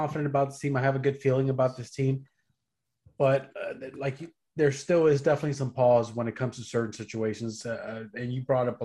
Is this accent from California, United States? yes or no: yes; California, United States; I'm from California